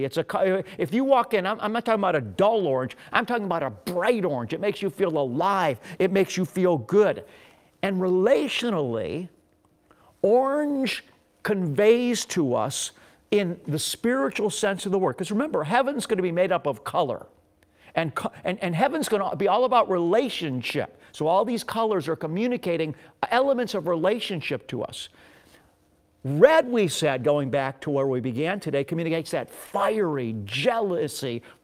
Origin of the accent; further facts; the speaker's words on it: Beachwood, Ohio, United States; also born or lived in Pepper Pike, Ohio; We grew up in Beechwood, Ohio, a suburb of eastern Cleveland. And when I was 12 years old, we moved to Pepper Pike, Ohio, which was also a suburb in eastern Cleveland.